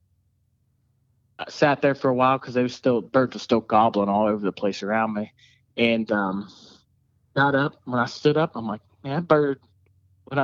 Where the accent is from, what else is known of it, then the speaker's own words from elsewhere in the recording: Salem, United States; I'm from Salem